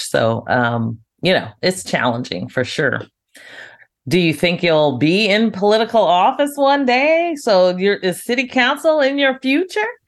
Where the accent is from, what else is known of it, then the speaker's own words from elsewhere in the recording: United States; as an American